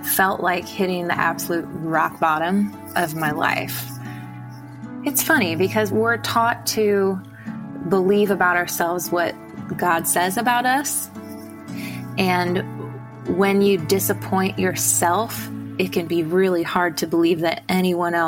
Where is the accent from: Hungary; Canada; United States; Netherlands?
United States; Illinois; I'm from Illinois originally